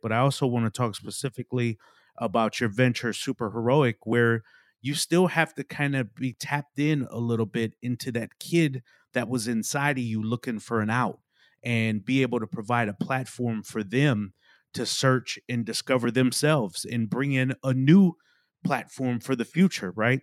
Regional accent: Milwaukee, Wisconsin, United States; now in Raleigh, United States; I grew up in Milwaukee, Wisconsin.

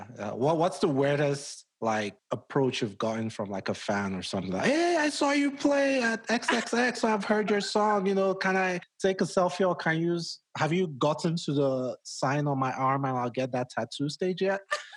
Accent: Nigeria; moved away as an adult; now in United States; where I come from, like, I'm Nigerian

